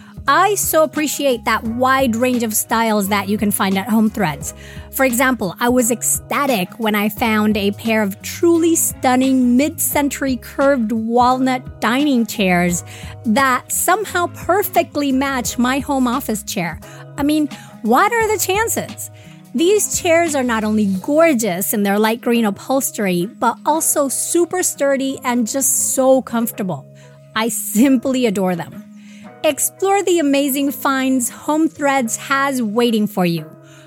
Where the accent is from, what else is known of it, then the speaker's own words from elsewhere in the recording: Venezuela; now in New York, United States; Because I'm originally from Venezuela